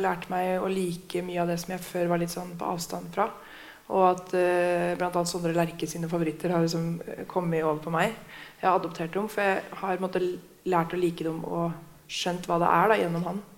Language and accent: Norwegian; Hamar, Innlandet, Norway; jeg er fra Hamar